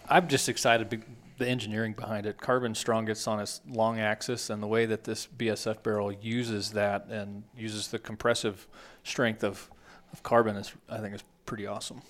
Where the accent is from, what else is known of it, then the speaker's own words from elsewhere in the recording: Texas, United States; I grew up in Texas